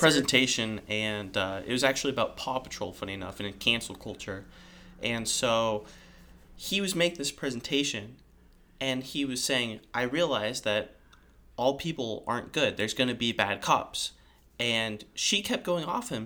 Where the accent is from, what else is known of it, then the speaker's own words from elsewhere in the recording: California, United States; I am from California